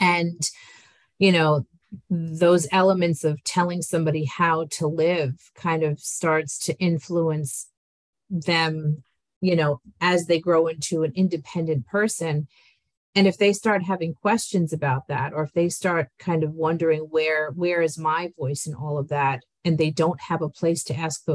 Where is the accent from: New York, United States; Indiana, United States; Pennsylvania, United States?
New York, United States; also born or lived in Colombia; I was raised in New York by Italian American parents.